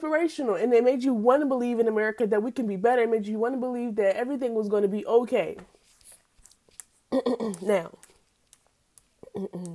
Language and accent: English; Pennsylvania, United States; in PA, where I'm from.